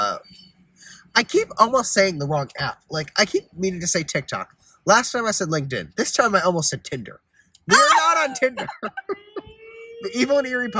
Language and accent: English; Connecticut, United States; We're both from Connecticut